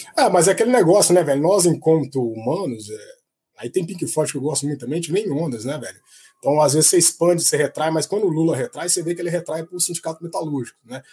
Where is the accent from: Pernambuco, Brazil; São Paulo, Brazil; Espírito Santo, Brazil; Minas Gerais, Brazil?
Minas Gerais, Brazil; Itabira; also born or lived in Contagem, Minas Gerais; Eu passei minha infância, que é a terra de coração, não é onde eu nasci, em Tabira, Minas Gerais